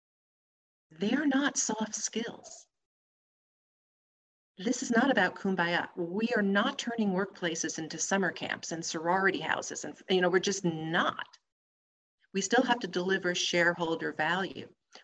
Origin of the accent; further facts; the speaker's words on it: New Jersey, United States; I'm from New Jersey